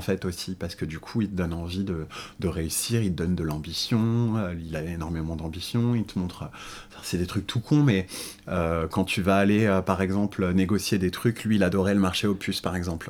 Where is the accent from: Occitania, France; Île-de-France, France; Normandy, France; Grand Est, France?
Île-de-France, France; Paris suburbs; now in Paris, France; je suis né en banlieue parisienne. Euh, j'ai grandi